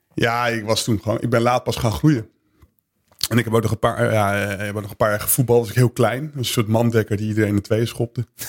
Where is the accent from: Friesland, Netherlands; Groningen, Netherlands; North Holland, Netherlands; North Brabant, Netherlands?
Groningen, Netherlands; Veendam; ik ben geboren en getogen in Veendam